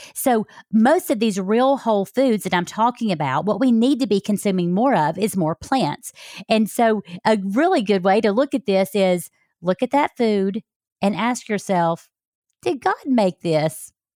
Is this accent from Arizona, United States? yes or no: no; Alabama, United States; moved away; I came from Alabama